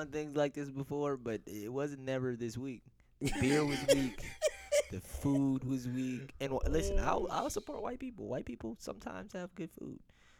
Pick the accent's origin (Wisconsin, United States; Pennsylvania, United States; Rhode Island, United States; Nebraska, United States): Wisconsin, United States; we're from Wisconsin.